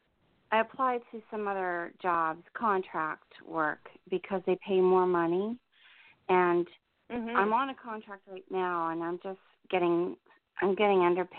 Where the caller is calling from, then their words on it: New Jersey, United States; I'm in New Jersey.